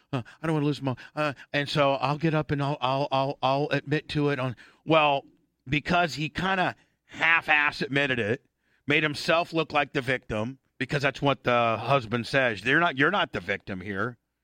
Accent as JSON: {"language": "English", "town": "Warsaw", "region": "Indiana", "country": "United States", "tie": "born or raised there", "said": "And so here, this is my hometown, Warsaw, Indiana."}